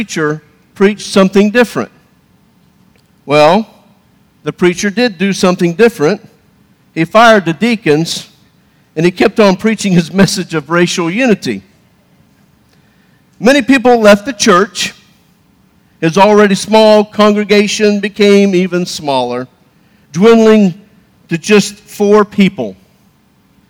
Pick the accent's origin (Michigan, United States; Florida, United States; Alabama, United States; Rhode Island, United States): Florida, United States; moved away as an adult; also born or lived in Texas / Missouri; I grew up in Florida, lived in Texas for about 8 years, deployed to Iraq and Afghanistan, lived in Missouri